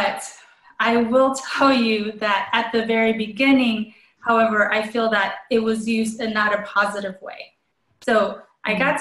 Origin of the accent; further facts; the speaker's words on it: Colombia; now in United States; I was born in Colombia, South America